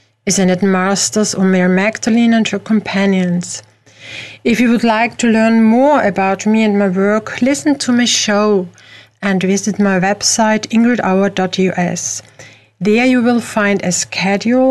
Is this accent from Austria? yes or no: yes; Austria; I am not from the USA, I am from Europe, from Austria